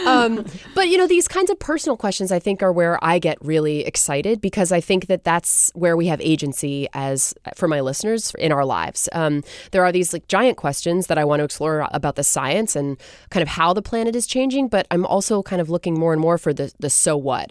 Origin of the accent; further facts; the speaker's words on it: Gloucester, Massachusetts, United States; now in Seattle, United States; I grew up in Gloucester, Massachusetts, actually, um, which is a fishing town